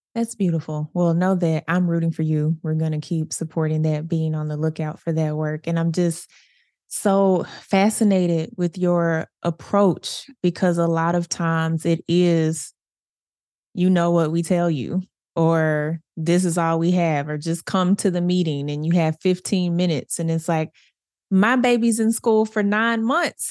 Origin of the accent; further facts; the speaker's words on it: Little Rock, Arkansas, United States; I grew up in Southwest Little Rock